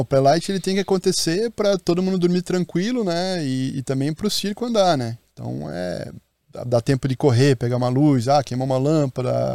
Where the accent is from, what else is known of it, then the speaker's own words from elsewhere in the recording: Curitiba, Paraná, Brazil; now in Maceió, Brazil; Eu sou de Curitiba, moro em Maceió